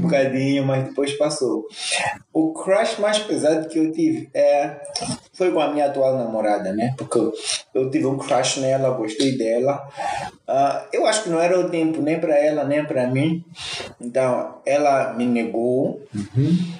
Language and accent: Portuguese; Mozambique; Nós partimos como moçambicanos